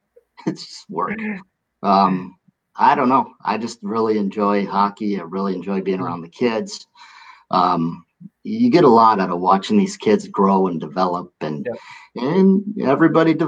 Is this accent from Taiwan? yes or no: no; Milwaukee, Wisconsin, United States; MSOE said, yeah, we'll take you right away. So it was my hometown